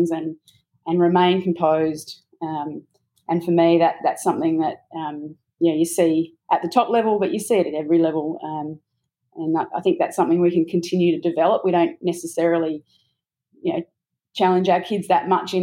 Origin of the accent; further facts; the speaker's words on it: Australia; I think as an Australian